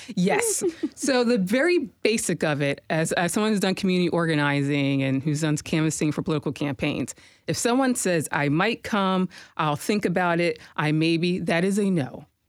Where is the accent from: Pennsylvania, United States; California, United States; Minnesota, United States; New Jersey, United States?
Pennsylvania, United States; Harrisburg; moved away as an adult; now in Nashville, United States; I came from Harrisburg, Pennsylvania. That's my hometown